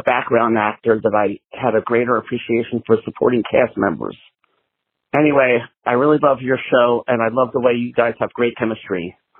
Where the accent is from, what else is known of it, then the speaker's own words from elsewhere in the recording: Philadelphia, Pennsylvania, United States; I'm from Philadelphia, Pennsylvania